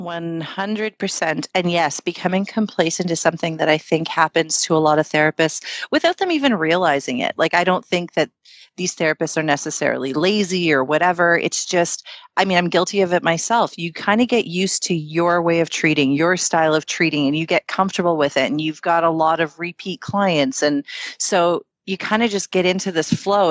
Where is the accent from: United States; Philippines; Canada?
Canada; Toronto, Ontario; we were born and raised in Canada, like in Toronto